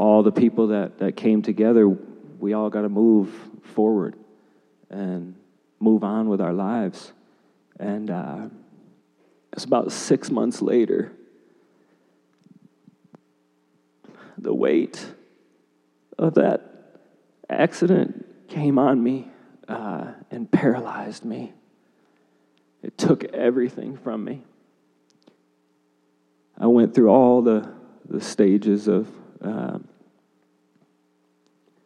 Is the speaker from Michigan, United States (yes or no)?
yes; Grand Rapids, Michigan, United States; moved away as an adult; go back to Grand Rapids, my hometown, and go play college basketball.